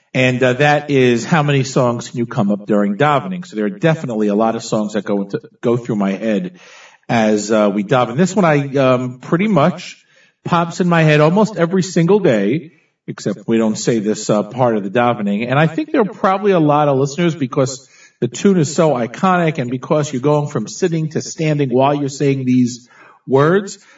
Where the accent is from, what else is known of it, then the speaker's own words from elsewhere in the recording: Teaneck, New Jersey, United States; when we were growing up in Teaneck, New Jersey